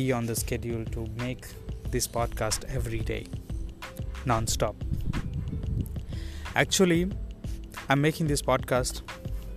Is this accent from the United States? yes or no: no; India; moved away as an adult; now in Taiwan; I'm from India. I'm living in Taiwan since last 2 years.